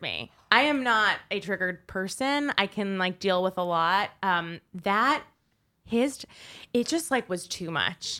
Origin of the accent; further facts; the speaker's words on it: Westchester, New York, United States; I'm from Westchester, New York